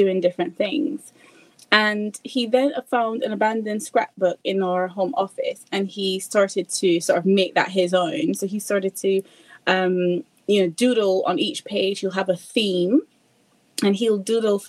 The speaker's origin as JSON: {"language": "English", "country": "Barbados", "tie": "born or raised there", "moved": "as an adult", "lives_now": "United Kingdom", "said": "I'm originally from Barbados. My husband is as well, but we're based in the UK."}